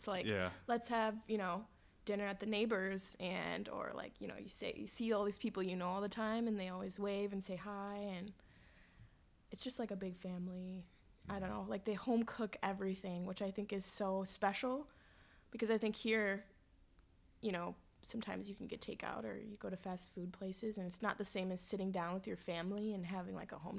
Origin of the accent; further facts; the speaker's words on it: Madison, Wisconsin, United States; it's kind of like being from outside of Madison and being like, oh, I'm from Madison.